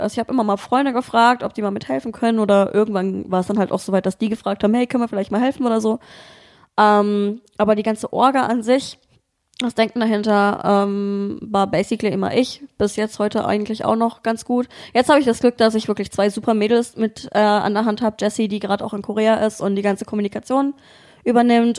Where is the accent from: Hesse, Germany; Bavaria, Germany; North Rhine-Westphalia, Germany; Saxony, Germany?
Saxony, Germany; Dresden; moved away as an adult; also born or lived in Bremen / Hamburg; now in Berlin, Germany; ich komme eigentlich aus Dresden, ähm, hab dann mal ein Jahr in Bremen, schrägstrich Hamburg gewohnt